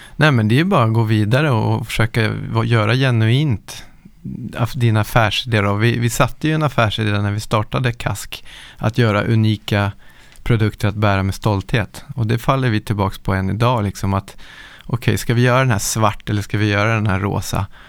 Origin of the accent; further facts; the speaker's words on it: Nacka, Stockholm County, Sweden; Jag är uppvuxen i Nacka utanför Stockholm